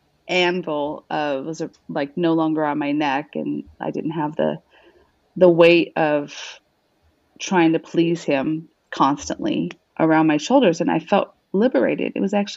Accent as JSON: {"language": "English", "region": "New Mexico", "country": "United States", "tie": "born or raised there", "also_born_or_lived": "Arizona", "said": "I was born in Arizona, and I grew up in New Mexico."}